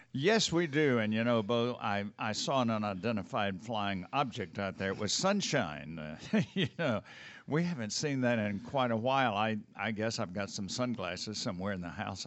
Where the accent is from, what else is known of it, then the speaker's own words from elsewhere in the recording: South Mississippi, United States; also born or lived in Kansas; now in North Georgia, United States; I grew up in South Mississippi